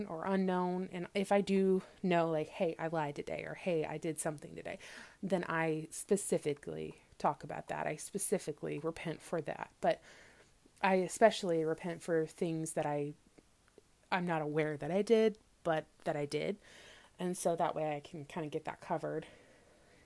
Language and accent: English; Missouri, United States; I grew up in Missouri, in the middle of the U.S.